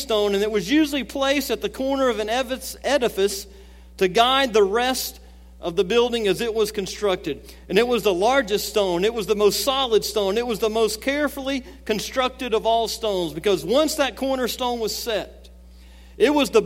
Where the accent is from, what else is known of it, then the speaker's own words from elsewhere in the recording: Gulf Coast of Alabama, United States; I grew up on the Gulf Coast of Alabama